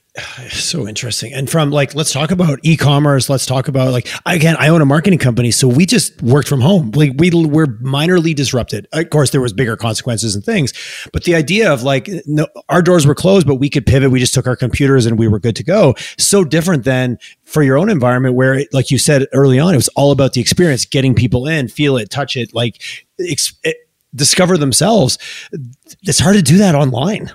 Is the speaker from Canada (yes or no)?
yes; Canada; we're Canadian